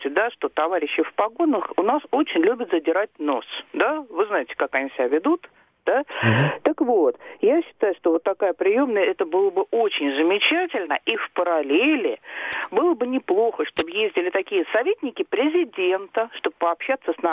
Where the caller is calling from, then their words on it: Moscow, Russia; А, здравствуйте, я из Москвы.